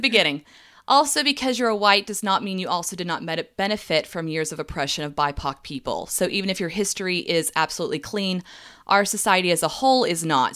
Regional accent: the South, United States; growing up in the South

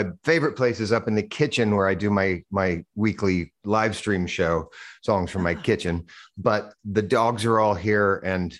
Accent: Boise, Idaho, United States; moved away as an adult; also born or lived in New York City; I grew up in Idaho, not that far from Vancouver

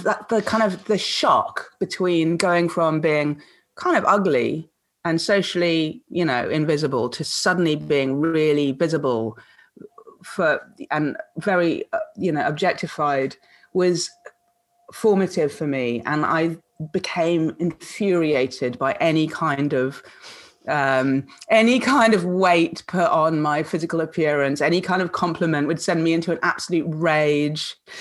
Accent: Kuala Lumpur, Malaysia; moved away; she was my nanny when I was growing up in Kuala mm. Lumpur.

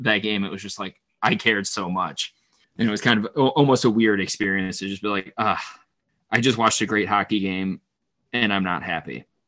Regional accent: Toledo, Ohio, United States; I grew up in Toledo, which is 45 minutes from Detroit and 2.5 hours from Columbus.

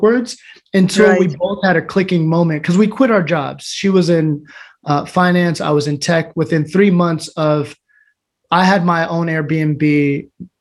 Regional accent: Everett, Washington, United States; also born or lived in West Palm Beach, Florida / New York; I'm from Everett, Washington, state in America. I was actually born in West Palm Beach, Florida

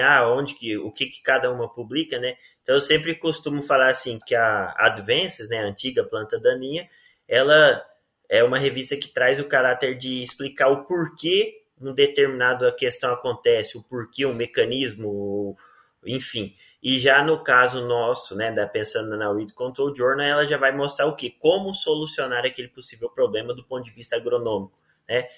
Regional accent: Rio Verde, Goiás, Brazil; also born or lived in Maringá; sou natural de Rio Verde, Goiás

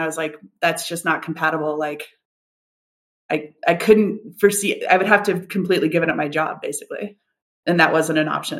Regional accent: United States; But I grew up in the States. I grew up moving around a lot and I fully went to college, University of Arizona

